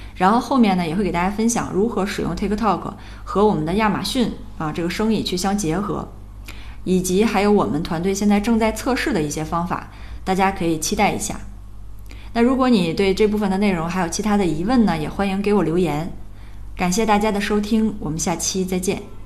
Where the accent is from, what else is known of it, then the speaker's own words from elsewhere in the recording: China; 但其实这些方法呢也并不完全适用我们中国人